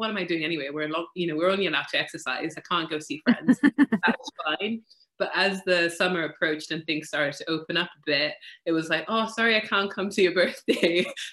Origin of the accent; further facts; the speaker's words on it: Malawi; now in Wales, United Kingdom; I grew up in Malawi, which is in Southeast Africa